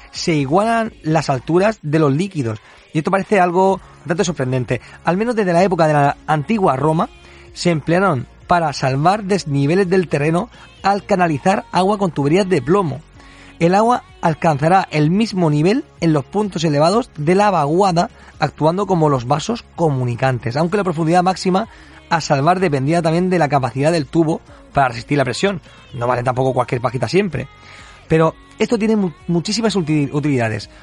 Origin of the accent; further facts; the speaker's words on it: Region of Murcia, Spain; que decimos aquí en Murcia